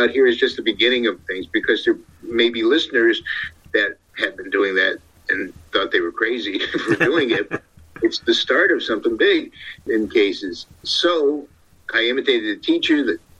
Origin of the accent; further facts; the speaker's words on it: Ohio, United States; also born or lived in Brooklyn, New York; I grew up in Ohio. I was actually born in Brooklyn, New York. So I lost the accent somewhere between New York and where I'm at now in California.